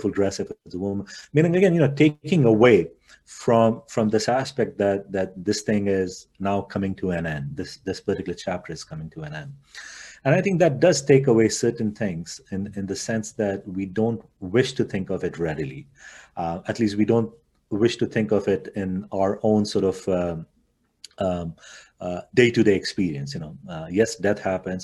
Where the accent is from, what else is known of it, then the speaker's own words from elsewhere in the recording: India; Growing up in India